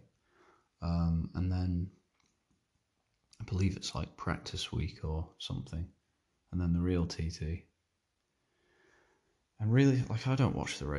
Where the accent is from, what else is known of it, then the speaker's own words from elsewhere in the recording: Isle of Man; I'm from the British Isles, but like, we're Manx